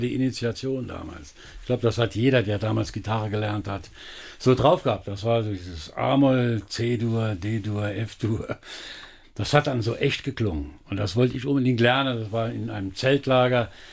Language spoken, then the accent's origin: German; Elversberg, Saarland, Germany; Geboren bin ich natürlich in Elversberg